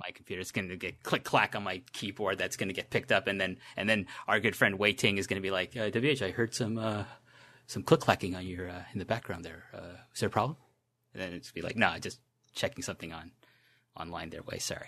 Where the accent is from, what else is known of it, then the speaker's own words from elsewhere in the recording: Toronto, Ontario, Canada; when I was a middle school student in Canada, in Toronto